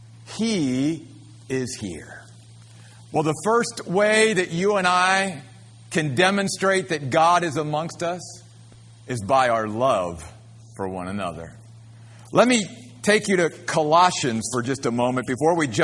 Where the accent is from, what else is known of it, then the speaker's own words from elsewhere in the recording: United States; moved away; I grew up somewhat near Philadelphia